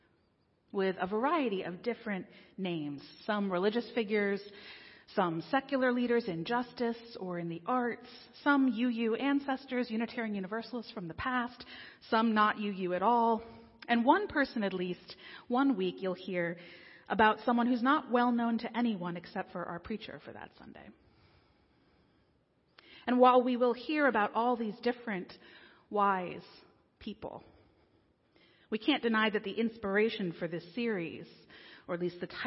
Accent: King of Prussia, Pennsylvania, United States; also born or lived in Delaware County, Pennsylvania / Washington, D.C.; I grew up in King of Prussia nearby

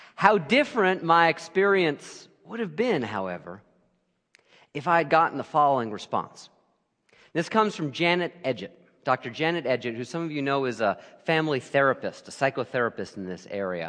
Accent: Lehigh Valley, Pennsylvania, United States; also born or lived in Brooklyn, New York; I grew up in the Lehigh Valley

